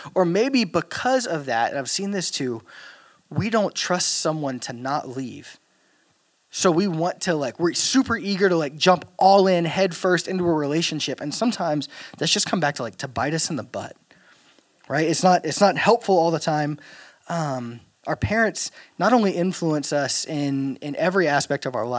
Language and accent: English; Louisiana, United States; moved away; I'm from Louisiana